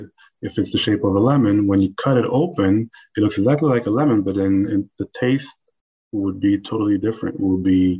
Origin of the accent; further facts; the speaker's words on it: Paris, Île-de-France, France; born and raised in Paris